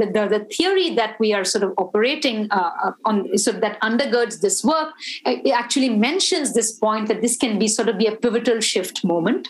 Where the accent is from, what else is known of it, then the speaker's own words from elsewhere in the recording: India; it kind of made me feel proud as an Indian